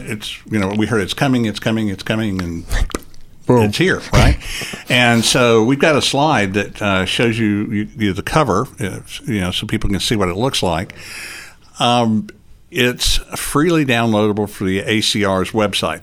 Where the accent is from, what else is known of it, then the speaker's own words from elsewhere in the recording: Chattanooga, Tennessee, United States; I am from Chattanooga, Tennessee, born and raised in Chattanooga, Tennessee